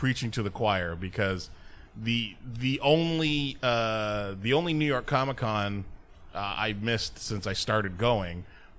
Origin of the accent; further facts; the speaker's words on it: Mexico; Oh, I'm Mexican.